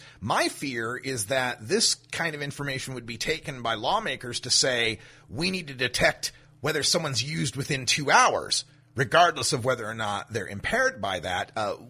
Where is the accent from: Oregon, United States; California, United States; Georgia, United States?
Oregon, United States; the first one comes from my home state of Oregon, where our Measure 91 mandated a earmark of money